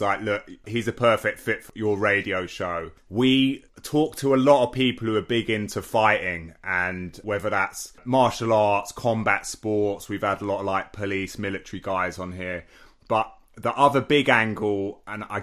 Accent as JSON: {"language": "English", "region": "England", "country": "United Kingdom", "said": "as an English person"}